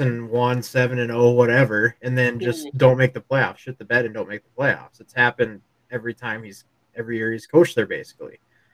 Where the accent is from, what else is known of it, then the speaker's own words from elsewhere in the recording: Scotland, South Dakota, United States; now in Sturgis, United States; I'm from Scotland